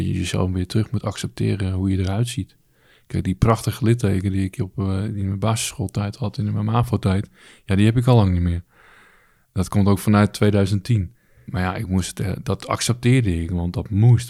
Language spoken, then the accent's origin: Dutch; Alkmaar, North Holland, Netherlands; Ik ben vanuit Alkmaar, waar ik geboren ben, gelijk naar het A M C gebracht.